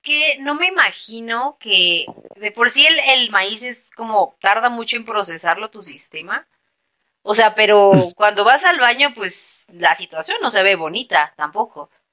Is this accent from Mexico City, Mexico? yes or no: yes; Mexico City, Mexico; yo soy de la Ciudad de México